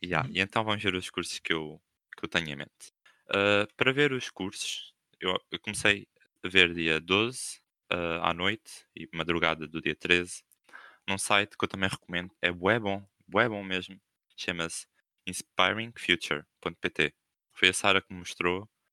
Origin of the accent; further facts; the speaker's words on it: Coimbra, Centro, Portugal; now in Algarve, Portugal; eu não sou aqui do Algarve, eu sou de Coimbra. Ou seja, tenho casas em Co, tenho, tipo, os meus avós e família em Coimbra